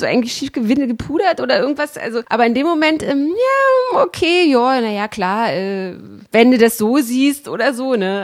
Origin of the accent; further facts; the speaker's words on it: GDR, East Germany, Germany; ich bin ja in der DDR äh, groß geworden